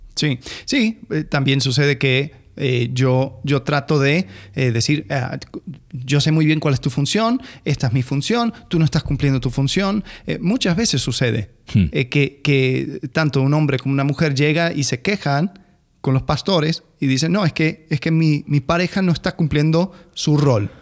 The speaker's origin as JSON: {"language": "Spanish", "country": "Argentina", "said": "como, argentino"}